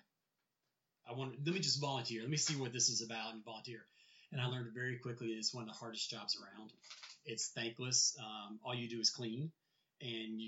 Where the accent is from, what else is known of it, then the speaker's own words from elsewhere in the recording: New Orleans, Louisiana, United States; I grew up in New Orleans